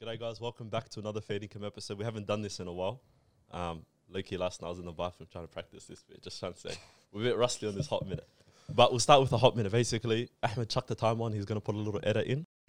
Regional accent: Australia; Us as Australians

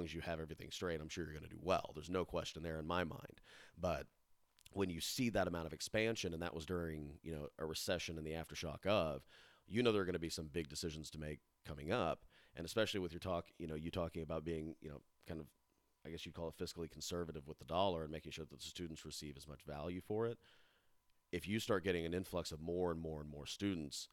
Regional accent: Raymore, Missouri, United States; I grew up in Raymore

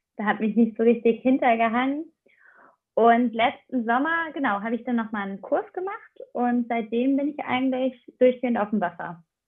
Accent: Aachen, North Rhine-Westphalia, Germany; now in Kiel, Germany; ich komme halt ursprünglich aus Aachen

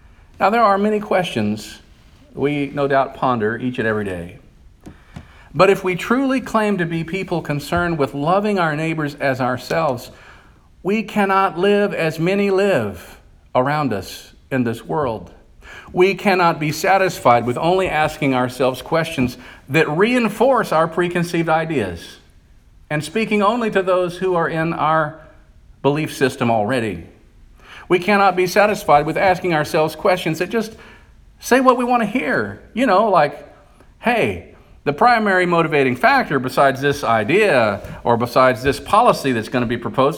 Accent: United States; also born or lived in Bible Belt; we live in a culture today, as American Christians

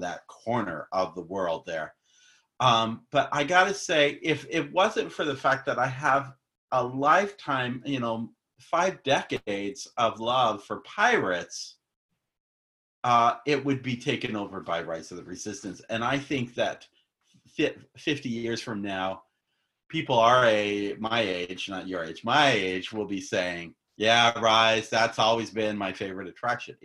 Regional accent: Phoenix, Arizona, United States; now in Florida, United States; I grew up in Phoenix.

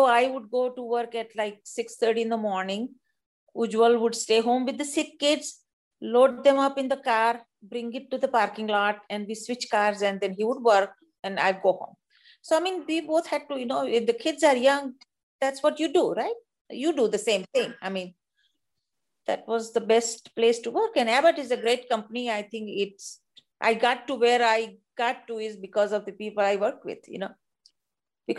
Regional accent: India; accent: Indian; moved away as an adult; now in United States; being an Indian woman with the accent

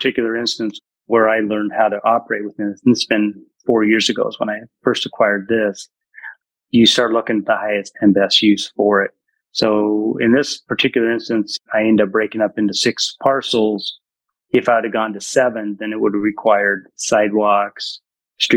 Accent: Ridgefield, Washington, United States; I'm from Ridgefield, Washington

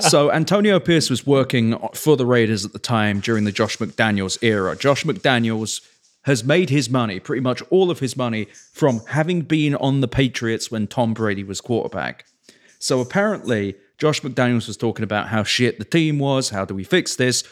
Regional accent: England, United Kingdom; also born or lived in Oakland; now in Las Vegas, United States; growing up in England

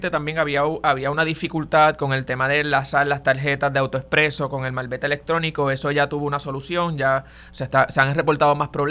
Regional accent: Barranquitas, Puerto Rico; Este fin de semana que subo a mi pueblo a Barranquita, voy a estar pendiente en todos los carros de la familia

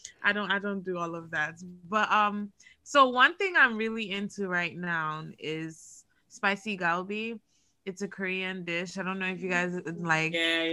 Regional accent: Nigeria; I'm Nigerian.

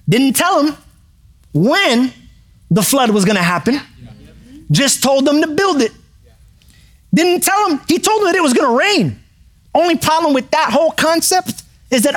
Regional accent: New York City, New York, United States; I grew up in New York City

